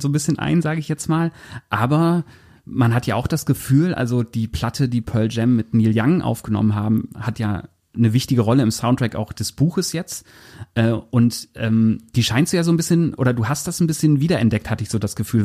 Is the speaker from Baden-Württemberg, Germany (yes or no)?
no; near Osnabrück, Lower Saxony, Germany; also born or lived in Bad Essen; ich komme aus Fenne bei Osnabrück